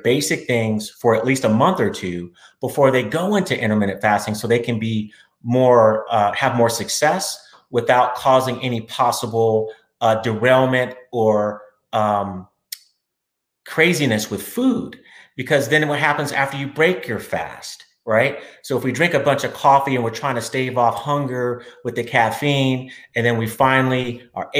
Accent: Austin, Texas, United States; I'm from Austin, Texas

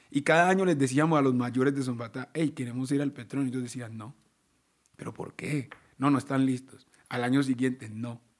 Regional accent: Baudó, Chocó, Colombia; Yo vengo del Chocó, yo vengo de allá al Baudó, y allá se escucha es esto.

